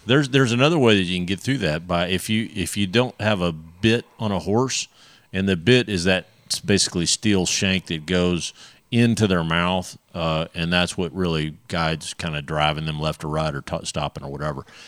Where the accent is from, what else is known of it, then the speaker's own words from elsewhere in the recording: Texas, United States; we're Texans